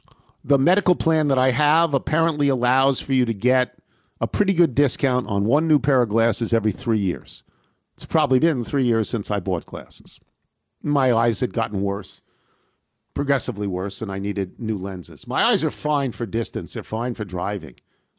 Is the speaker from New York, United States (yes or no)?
yes; Brooklyn, New York, United States; I grew up in Brooklyn, Midwood High School.